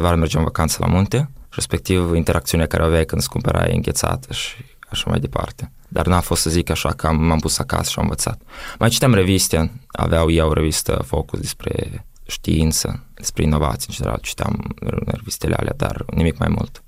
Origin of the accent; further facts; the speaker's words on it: Moldova; moved away as an adult; also born or lived in Italy; eu sunt din Moldova